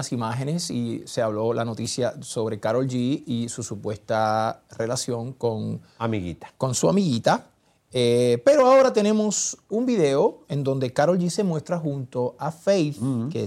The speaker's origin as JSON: {"language": "Spanish", "country": "Puerto Rico", "said": "Yo soy de Puerto Rico también."}